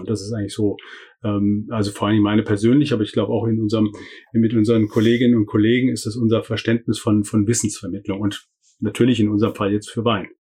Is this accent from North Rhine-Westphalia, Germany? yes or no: no; Hessian Bergstrasse, Hesse, Germany; moved away as an adult; also born or lived in Freiburg; die Wurzeln sind tatsächlich an der hessischen Bergstraße, wo ich aufgewachsen bin